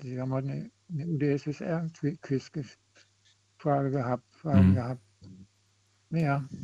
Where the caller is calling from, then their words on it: Koblenz, Rhineland-Palatinate, Germany; Grüß dich, ich bin aus Koblenz.